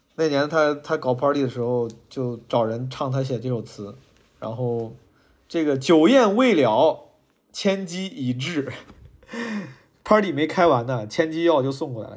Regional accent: Zhengzhou, Henan, China; moved away as an adult; also born or lived in Shanghai / Beijing; 我从十八岁离开郑州之后，就一直，我的家乡，离开了家之后，就，就一直，其实就是客居在外

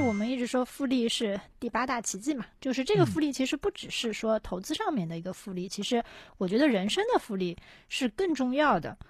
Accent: Shanghai, China; 我是上海的嘛

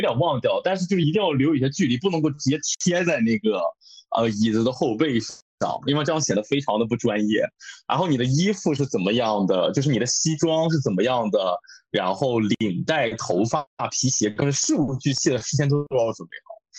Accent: China; moved away as an adult; also born or lived in Tokyo, Japan; now in Kanagawa, Japan; 我是一个中国人

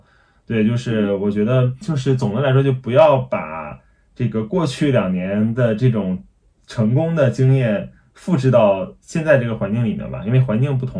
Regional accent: China; 就是可能我们用站在我们中国人的这个环境和视角里面，自己去想出来，大家海外人需要的是什么。

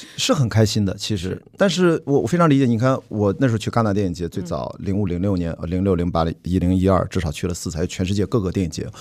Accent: Qingdao, Shandong, China; 我的家乡青岛冠名了其中一所船，所以我作为青岛号的环球媒体船员

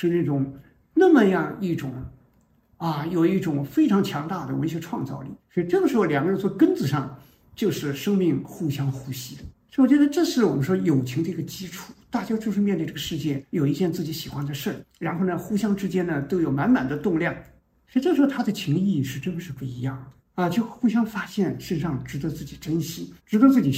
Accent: China; 这就是我们中国人一个农民，从来没人做这件事

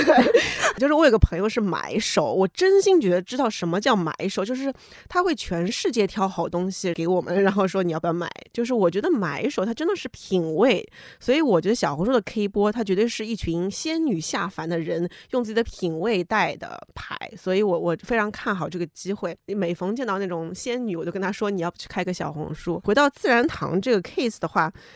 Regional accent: China; 我们中国人

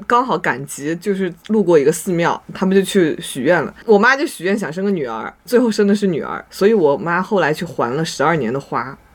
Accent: Shanxi, China; 我们山西就是关，关帝庙比较多

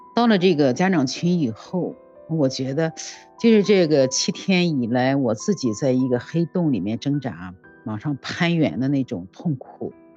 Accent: Jinan, Shandong, China; 我是来自山东济南的

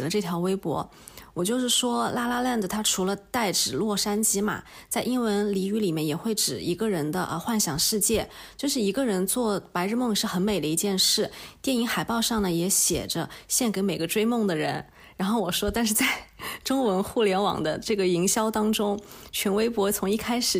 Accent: Nanjing, Jiangsu, China; moved away as an adult; also born or lived in Beijing; 我的家乡是南京嘛，你说它也不是一个小城市。

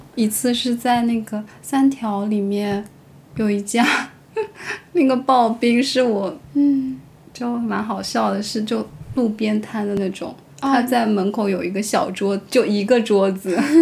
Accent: Jiangsu-Zhejiang, China; now in Kyoto, Japan; 我们是来自江浙

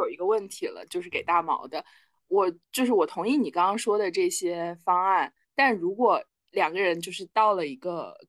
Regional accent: Shenzhen, Guangdong, China; now in Beijing, China; 然后十二岁开始上寄宿学校，一路到大学。我从深圳来北京也是我一个人来的，一个人安置。

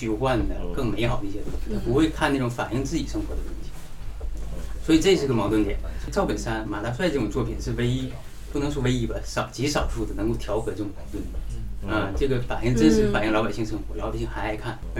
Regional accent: Benxi, Liaoning, China; 我来自本溪。

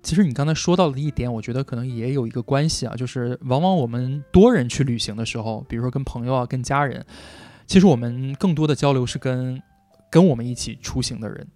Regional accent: Harbin, Heilongjiang, China; 我，我是哈尔滨的嘛，其实小的时候是我姥姥带大我的

